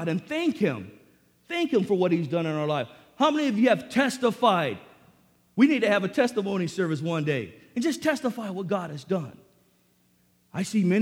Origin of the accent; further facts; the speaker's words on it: National City, California, United States; I grew up in Sweetwater High School in National City